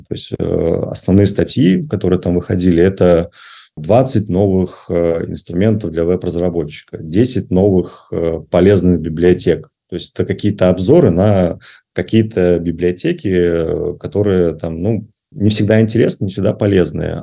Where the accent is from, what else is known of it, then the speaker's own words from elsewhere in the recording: Belarus; moved away as an adult; now in Russia; я в Россию переехал из Беларуси. А вот и у меня был, то есть я сам белорус